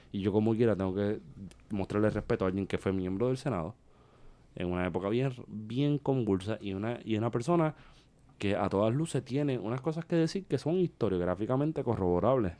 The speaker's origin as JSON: {"language": "Spanish", "country": "Puerto Rico", "said": "los puertorriqueños no somos proamericanos, somos americanos"}